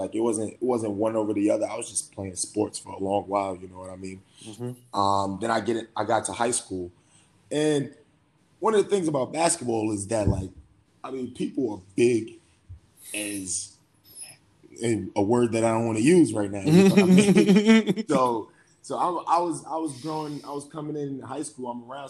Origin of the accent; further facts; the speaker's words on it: New York City, New York, United States; moved away as an adult; being from Brooklyn, you know, I got a lot of pride in being from New York, but not just New York, Brooklyn